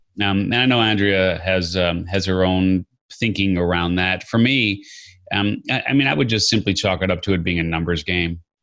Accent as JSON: {"language": "English", "town": "Chicago", "region": "Illinois", "country": "United States", "tie": "born or raised there", "said": "I grew up in Chicago"}